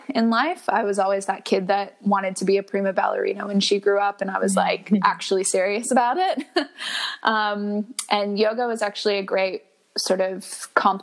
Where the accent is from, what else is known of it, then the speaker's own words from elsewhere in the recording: just outside of Boston, Massachusetts, United States; moved away as an adult; now in Melbourne, Australia; I'm originally from Boston, born and raised just outside of Boston